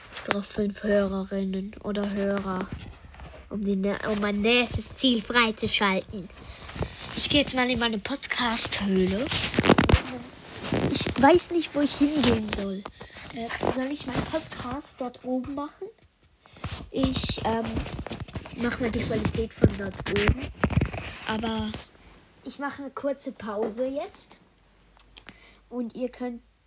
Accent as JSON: {"language": "German", "country": "Switzerland", "said": "ich komme aus der Schweiz"}